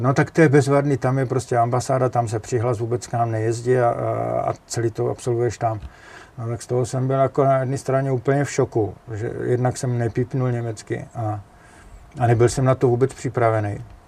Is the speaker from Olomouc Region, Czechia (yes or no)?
yes; Jeseník, Olomouc Region, Czechia; moved away; Já jsem Moravák ze Severní Moravy, eh, z Jeseníku